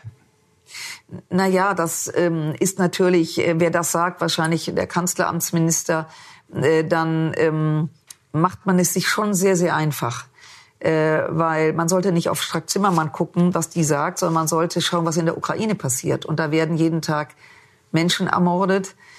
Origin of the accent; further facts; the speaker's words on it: Düsseldorf, North Rhine-Westphalia, Germany; also born or lived in Munich; ich bin in Düsseldorf geboren